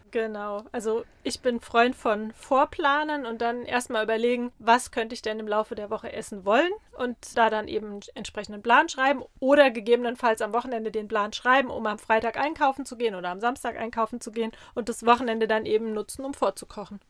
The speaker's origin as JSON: {"language": "German", "area": "Rheinhessen", "region": "Rhineland-Palatinate", "country": "Germany", "said": "bei uns in Rheinhessen"}